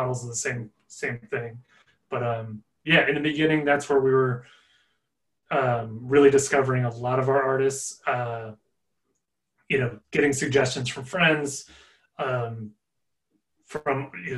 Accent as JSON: {"language": "English", "region": "Nebraska", "country": "United States", "also_born_or_lived": "Los Angeles", "moved": "yes", "said": "I'm from Nebraska originally"}